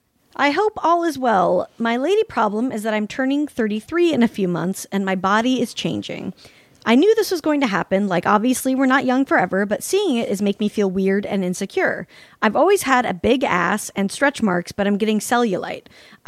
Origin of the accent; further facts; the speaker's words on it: Salt Lake City, Utah, United States; They call it fry sauce in Utah, and apparently I'm from Salt Lake City, originated there, the United States version fry sauce.